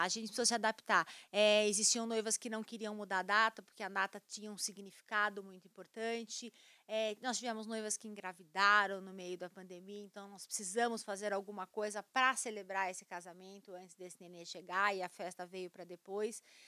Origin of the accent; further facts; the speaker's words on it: Brazil; nós somos brasileiros